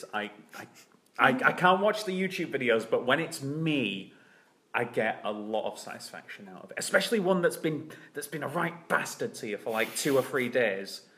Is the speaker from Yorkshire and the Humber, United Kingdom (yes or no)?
yes; Bradford, Yorkshire and the Humber, United Kingdom; I'm from an Irish family and was brought up in Bradford